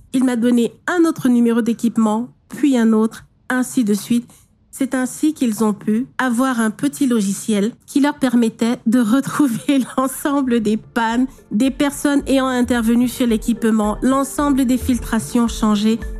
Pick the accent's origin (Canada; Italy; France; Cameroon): Cameroon; Douala, Littoral; Je suis née à Douala, dans une fratrie de huit filles